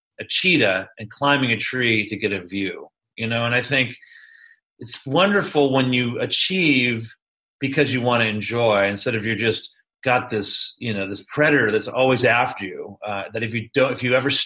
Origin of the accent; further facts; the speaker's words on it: Silicon Valley, Mid-Peninsula, California, United States; also born or lived in New York City, United States; now in Chico, United States; I grew up in the Silicon Valley, you know, in the Mid-Peninsula